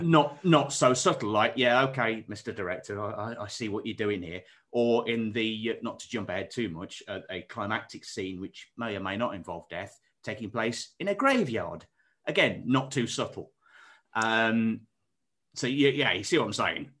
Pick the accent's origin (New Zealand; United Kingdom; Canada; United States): United Kingdom; Derbyshire, East Midlands; where I'm from, so, like, deepest, darkest, um, outskirts of Derbyshire